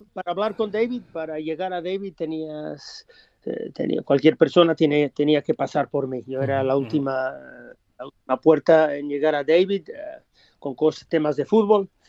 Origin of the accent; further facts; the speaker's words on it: Australia; moved away; also born or lived in Gijón, Spain / England; cuando nací en Australia